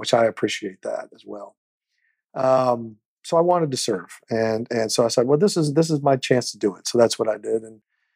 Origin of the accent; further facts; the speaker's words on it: Overland Park, Kansas, United States; moved away; I grew up in the Midwest. Overland Park, Kansas, to be specific. It was a little suburb of Kansas City.